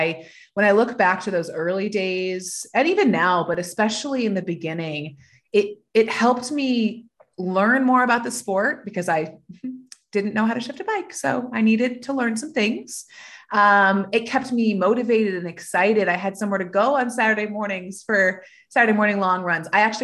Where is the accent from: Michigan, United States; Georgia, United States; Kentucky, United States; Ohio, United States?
Georgia, United States; born there; also born or lived in Atlanta, United States; I am, actually. Technically, I was born in Georgia, but I've moved 13 times. So spent more time away from Georgia now than I spent in Georgia. But I was born in Georgia on Martin Army Base